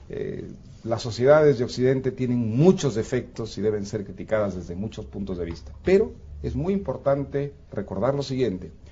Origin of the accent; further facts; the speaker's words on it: Peru; Yo vengo del Perú, como Octavio viene de México.